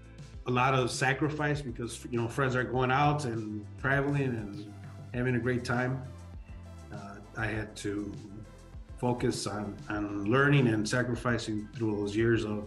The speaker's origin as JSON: {"language": "English", "town": "Chicago", "region": "Illinois", "country": "United States", "tie": "born or raised there", "also_born_or_lived": "Mexico", "said": "You know, I was born in Chicago. I grew up there. I grew up here for a few years."}